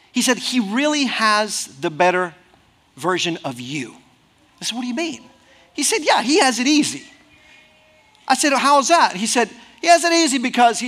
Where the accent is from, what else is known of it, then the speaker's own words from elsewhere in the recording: Mexico; moved away as an adult; I grew up 18 years in Mexico. We were living in Mexico